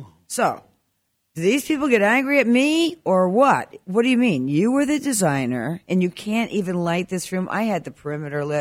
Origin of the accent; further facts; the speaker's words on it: New Jersey, United States; I'm from New Jersey, so I talk with my hands